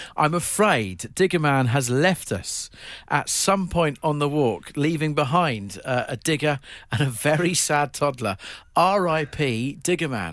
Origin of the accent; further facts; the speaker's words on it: Eastbourne, South East England, United Kingdom; moved away as an adult; my hometown, Eastbourne, it's where I spent the first eighteen years of my life